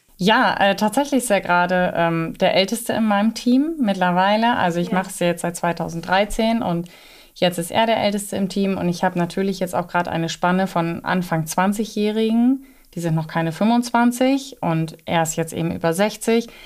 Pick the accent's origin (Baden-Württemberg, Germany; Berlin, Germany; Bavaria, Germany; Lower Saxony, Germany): Lower Saxony, Germany; Northeim; also born or lived in Osnabrück; komme aus dem südlichen Niedersachsen. Das ist im Landkreis Göttingen, Nordheim